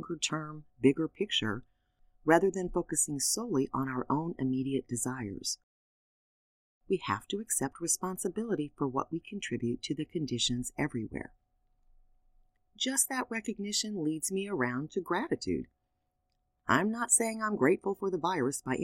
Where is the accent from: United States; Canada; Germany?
United States; being an American